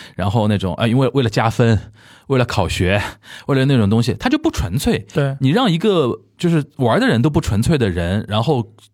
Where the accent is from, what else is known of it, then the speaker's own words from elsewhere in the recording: Shanghai, China; 很喜欢小时候看。在上海看申花比赛